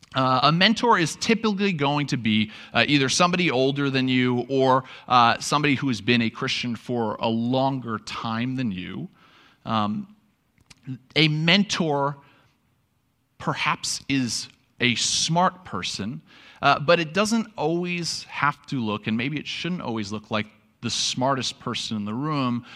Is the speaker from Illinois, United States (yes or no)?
no; New York, United States; moved away; I'm from New York